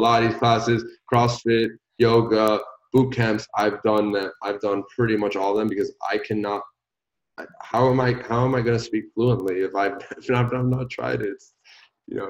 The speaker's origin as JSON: {"language": "English", "country": "Puerto Rico", "moved": "yes", "said": "I'm originally from Puerto Rico"}